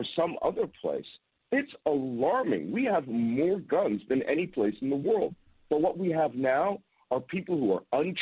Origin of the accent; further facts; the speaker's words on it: Philadelphia, Pennsylvania, United States; I'm from Philadelphia. I'm in Philadelphia right now